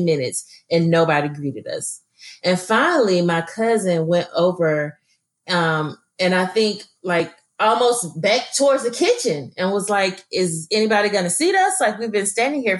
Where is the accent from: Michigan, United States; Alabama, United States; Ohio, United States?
Alabama, United States; Birmingham; I'm from Birmingham, Alabama, you know, I mean, and I grew up in all, like I said, all Black neighborhoods